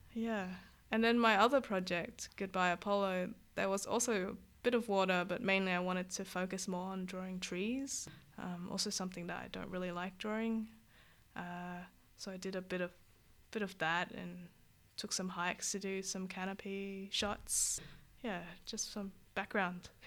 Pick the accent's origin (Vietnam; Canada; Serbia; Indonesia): Vietnam; now in Australia; I'm from Vietnam. We had a lot of Lucky Luke and, uh, Tin Tin